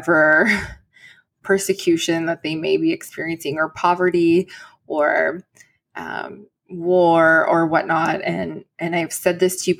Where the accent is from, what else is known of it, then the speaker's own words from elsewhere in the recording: Canada; as a Canadian